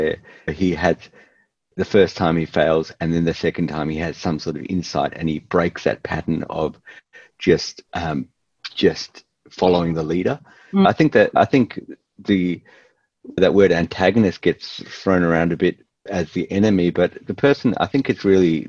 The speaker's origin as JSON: {"language": "English", "town": "Melbourne", "region": "Victoria", "country": "Australia", "said": "we're from Melbourne"}